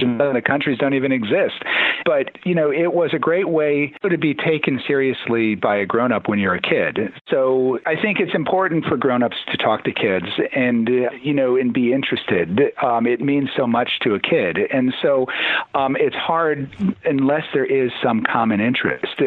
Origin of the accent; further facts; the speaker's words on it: Toledo, Ohio, United States; I grew up in Toledo, Ohio